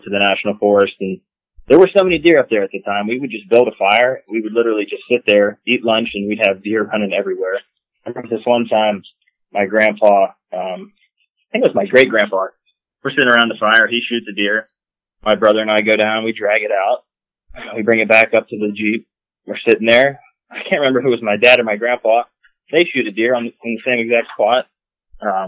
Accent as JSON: {"language": "English", "town": "West Middlesex", "region": "Pennsylvania", "country": "United States", "moved": "as an adult", "lives_now": "Pittsburgh, United States", "said": "I'm from West Middlesex. Currently, I live in Pittsburgh, Pennsylvania"}